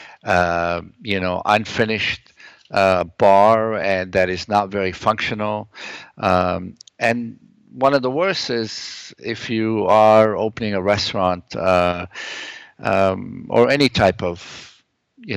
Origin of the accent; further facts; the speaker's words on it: Lebanon; now in Toronto, Canada; I come from the Middle East. I come from Lebanon